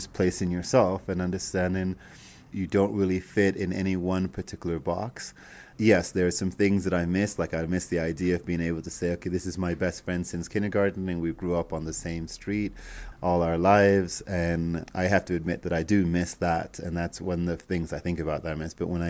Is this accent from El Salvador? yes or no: no; Canada; now in Ecuador; And I said, "Well, I'm Canadian. Why are you going to Ecuador?" And I said, "Because I live in Ecuador."